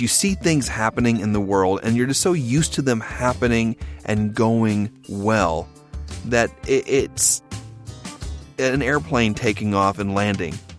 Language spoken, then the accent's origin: English; Oklahoma, United States; I grew up in Oklahoma